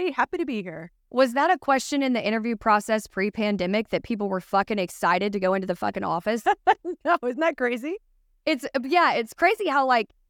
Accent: Boston, Massachusetts, United States; Like we're from Boston.

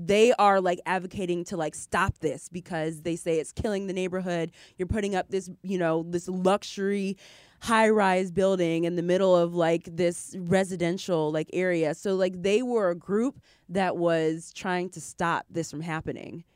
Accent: Ypsilanti, Michigan, United States; moved away; I grew up in Ypsilanti, Michigan

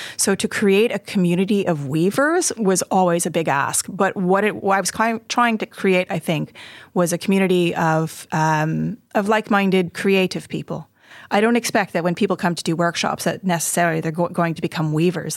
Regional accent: Montreal, Quebec, Canada; also born or lived in Hertfordshire; now in Oxford, United Kingdom; I grew up in Montreal in Canada

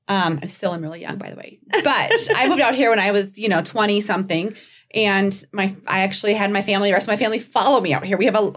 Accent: Minnesota, United States; moved away as an adult; now in Colorado Springs, United States; I was from Minnesota.

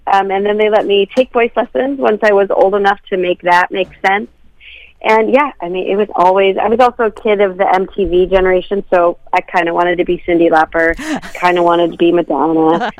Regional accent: Minnesota, United States; also born or lived in Wisconsin / Chicago / Nashville; Yeah, I'm Minnesotan from birth. Yep, I grew up mostly right by the State Fair.

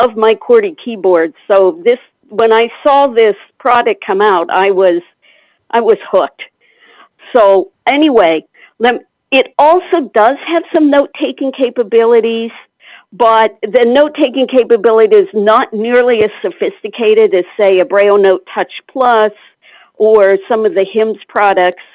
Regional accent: Pennsylvania, United States; now in Alexandria, United States

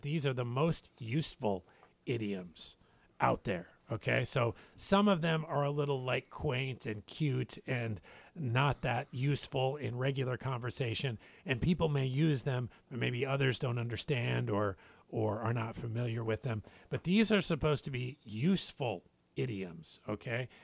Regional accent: Spokane, Washington, United States; now in Guam; my hometown, Spokane, Washington

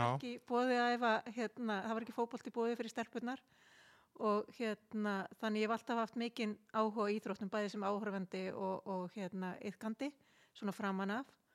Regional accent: Kópavogur, Capital Region, Iceland; also born or lived in Selfoss / Australia; now in Garðabær, Iceland; ég er alveg upp í Kópavóinum, bjón okkur ára og selfósi sem barn

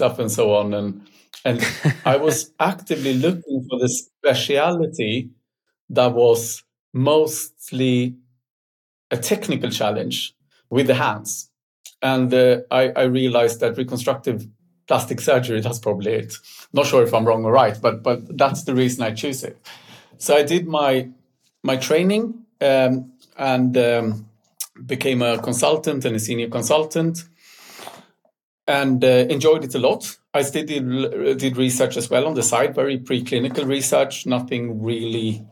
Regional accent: Stockholm, Stockholm County, Sweden; I'm born and raised in Stockholm, in a city kid

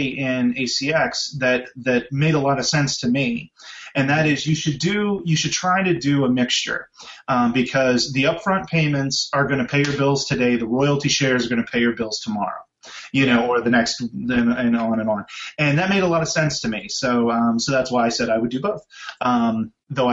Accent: Pittsburgh, Pennsylvania, United States; I grew up in Pittsburgh, so you know, Kennywood was where I went to every summer

